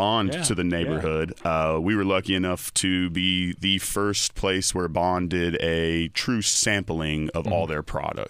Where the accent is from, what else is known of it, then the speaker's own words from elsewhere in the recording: Raleigh, North Carolina, United States; Well, when I grew up in Raleigh in the 90s, you only went to Cary to play sports against Cary High.